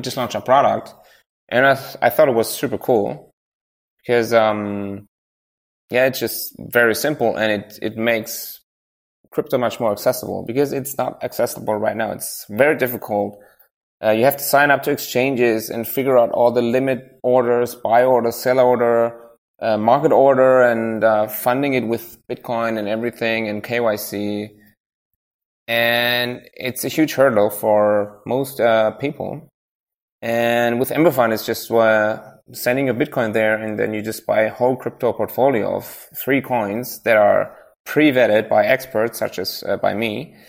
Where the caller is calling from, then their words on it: Baden-Württemberg, Germany; Near Stuttgart, you know.